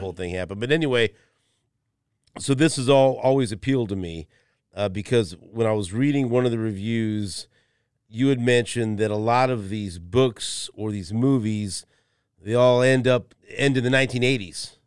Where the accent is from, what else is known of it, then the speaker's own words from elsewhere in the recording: Kansas City, Missouri, United States; we grew up in Northeast